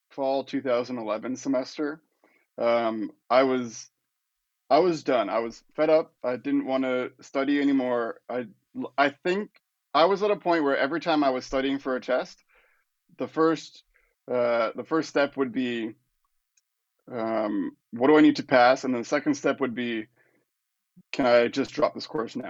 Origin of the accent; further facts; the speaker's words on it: Windsor, Ontario, Canada; moved away as an adult; also born or lived in London, England / Florida / San Francisco; now in Los Angeles, United States; I was born and raised in Windsor. Went to high school there. Went to University of Windsor